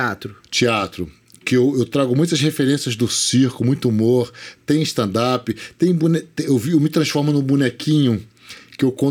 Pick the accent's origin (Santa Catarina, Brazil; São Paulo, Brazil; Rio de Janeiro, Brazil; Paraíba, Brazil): Rio de Janeiro, Brazil; Magé; Eu também sou do Sim, interior, a gente é ficava aguardando Magé, Magé.